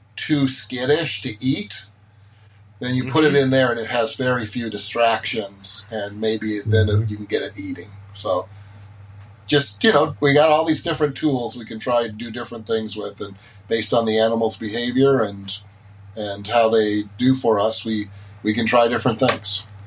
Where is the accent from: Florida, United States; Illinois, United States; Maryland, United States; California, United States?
California, United States; my home state of california